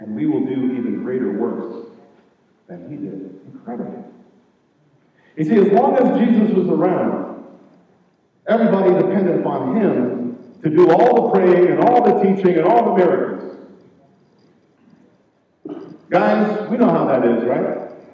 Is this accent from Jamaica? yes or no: yes; Jamaica; moved away; I'm from Jamaica